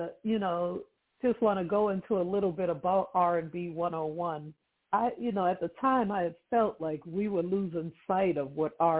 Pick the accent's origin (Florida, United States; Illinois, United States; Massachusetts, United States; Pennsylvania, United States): Massachusetts, United States; Boston; moved away as an adult; now in Los Angeles, United States; I'm from Boston, Massachusetts, first of all.